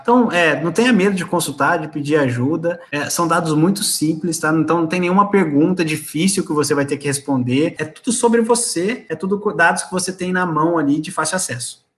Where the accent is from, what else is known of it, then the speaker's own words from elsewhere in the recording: Brazil; A nossa cultura como brasileiro